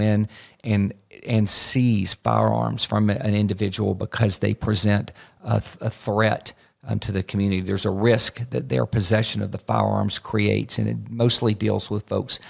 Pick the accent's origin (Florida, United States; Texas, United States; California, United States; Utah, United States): Florida, United States; My home state of Florida